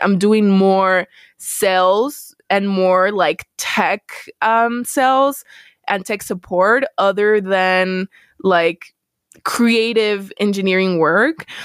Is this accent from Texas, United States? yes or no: yes; El Paso, Texas, United States; moved away as an adult; also born or lived in Missouri; I was born and raised in El Paso, which is heavily Hispanic